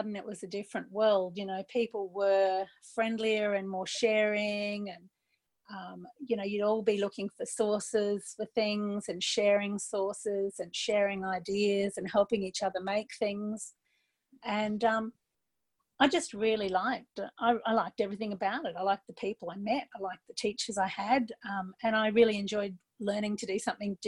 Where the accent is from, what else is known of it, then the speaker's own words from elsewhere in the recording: Brisbane, Queensland, Australia; moved away; also born or lived in Sydney; I grew up in Brisbane. Came back to Brisbane to live